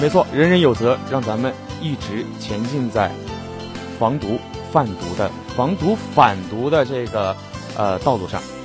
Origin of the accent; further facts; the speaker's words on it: northern China, China; moved away as an adult; also born or lived in Guangdong Ocean University, Guangdong; now in Guangdong, China; 我也是来自这个很远的地方，对吧？嗯。我是从这个咱们中国的最北边儿